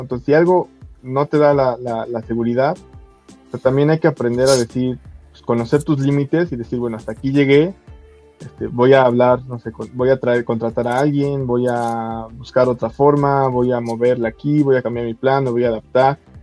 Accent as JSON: {"language": "Spanish", "country": "Mexico", "said": "como buen mexicano"}